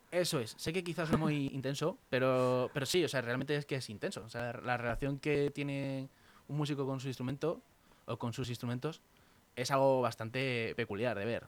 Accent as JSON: {"language": "Spanish", "town": "Valdemoro", "region": "Community of Madrid", "country": "Spain", "said": "mi pueblo, de Valdemoro, donde yo vivo"}